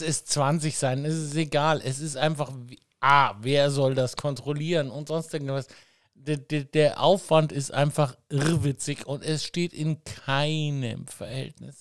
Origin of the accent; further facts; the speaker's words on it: Munich, Bavaria, Germany; für mich so ein Begriff als Münchner